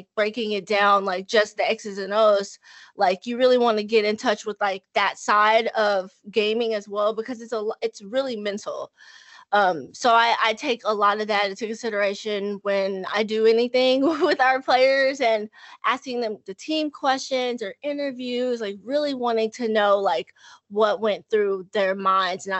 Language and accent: English; Dallas, Texas, United States; I'm born and raised in Dallas, Texas